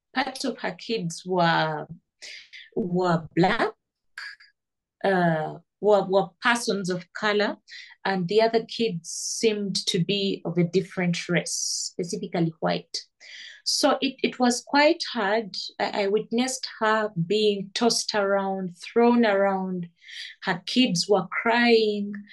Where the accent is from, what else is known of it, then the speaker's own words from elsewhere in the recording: Kampala, Central Region, Uganda; I was born down here in Kampala.